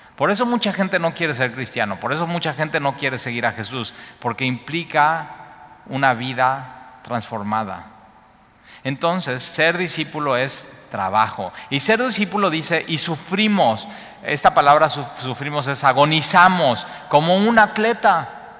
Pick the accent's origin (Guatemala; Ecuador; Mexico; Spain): Mexico; also born or lived in Cuernavaca